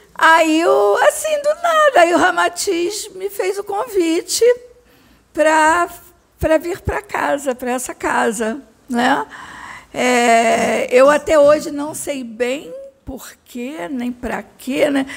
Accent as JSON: {"language": "Portuguese", "town": "Barra Mansa", "region": "Rio de Janeiro", "country": "Brazil", "tie": "born or raised there", "moved": "as an adult", "lives_now": "Rio de Janeiro, Brazil", "said": "eu sou do interior, sou de Barra Mansa, e eu vim para o Rio de Janeiro estudar, então estou no Rio há muitos anos."}